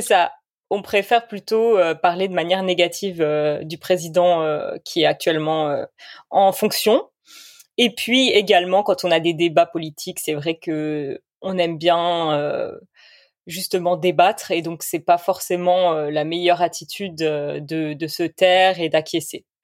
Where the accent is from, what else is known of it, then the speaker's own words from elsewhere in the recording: Bordeaux, Nouvelle-Aquitaine, France; je suis de Bordeaux